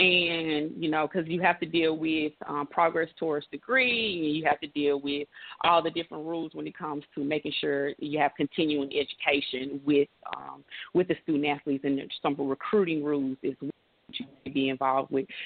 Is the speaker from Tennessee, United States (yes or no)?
yes; Memphis, Tennessee, United States; moved away as an adult; also born or lived in Miami, Florida / Washington, D.C.; I grew up in Memphis, Tennessee